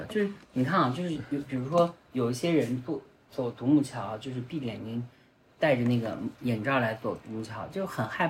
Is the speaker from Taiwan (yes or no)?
no; Northwest China, China; 也不要动不动就像我们西北人啊，很多父母对于小孩就动不动要来一嗓子，也并不认为这是一个大事儿。